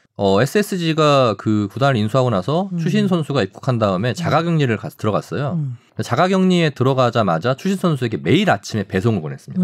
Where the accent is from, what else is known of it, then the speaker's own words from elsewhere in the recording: Daejeon, South Korea; 저 이제 고향이 대전이다 보니까